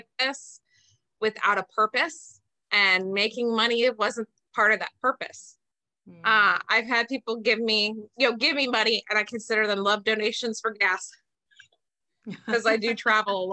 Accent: Bellevue, Ohio, United States; also born or lived in Reynoldsburg, Ohio; I am from a small town called Belfis. That's where still most of my family lives and my father's buried.

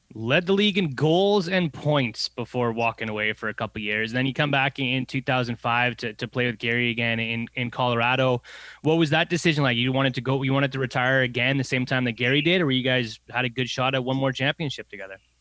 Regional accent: Canada; growing up in Canada

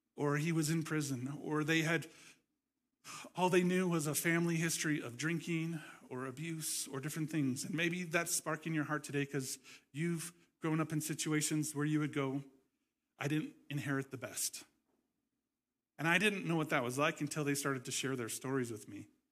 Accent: Nebraska, United States; moved away as an adult; also born or lived in California; moved to where I grew up in Nebraska. I moved to California.

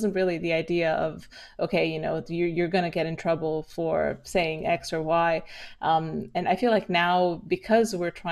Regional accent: Romania; moved away; also born or lived in London; growing up in Romania

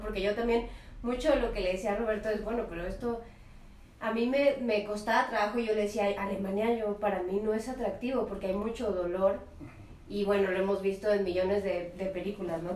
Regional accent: Mexico City, Mexico; yo soy aquí de la Ciudad de México, capitalina 100%

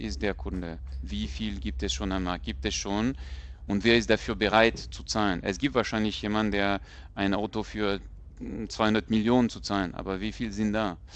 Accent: France; moved away; ich bin Franzose

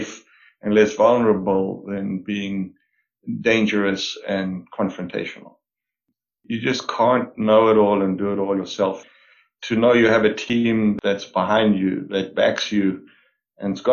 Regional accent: South Africa; moved away as an adult; now in Canada; I was born and raised in South Africa

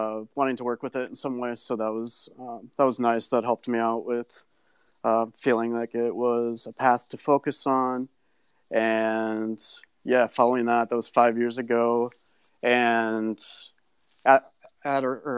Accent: Minnesota, United States; also born or lived in Oakland, California; I grew up in Minnesota in a community surrounded by lakes

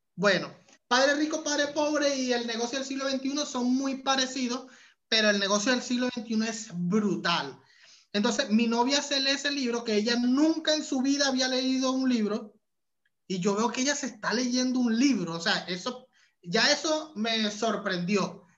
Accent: Venezuela; moved away as an adult; also born or lived in Panama; hasta que emigré de Venezuela. Cuando llegué a, a Panamá

